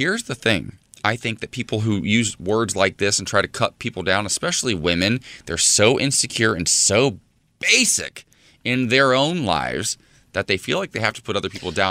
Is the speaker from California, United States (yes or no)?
no; Ohio, United States; moved away; I'm from Ohio, though.